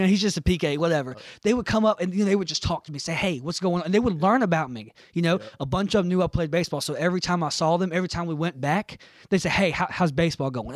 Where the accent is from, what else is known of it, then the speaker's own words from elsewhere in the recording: United States; me as an American Christian